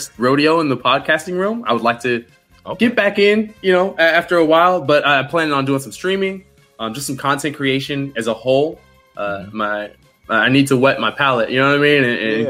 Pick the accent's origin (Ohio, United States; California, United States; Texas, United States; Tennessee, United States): Texas, United States; San Antonio; now in Atlanta, United States; I'm originally from San Antonio, Texas. I stay in the Atlanta area now